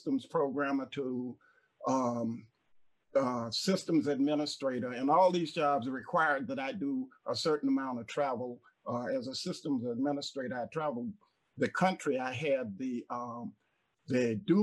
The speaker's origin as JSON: {"language": "English", "town": "Jacksonville", "region": "Florida", "country": "United States", "tie": "born or raised there", "also_born_or_lived": "Kingston, New York / Boca Raton, Florida", "moved": "as an adult", "lives_now": "Allendale, South Carolina, United States", "said": "I'm originally born and raised in Jacksonville, Florida."}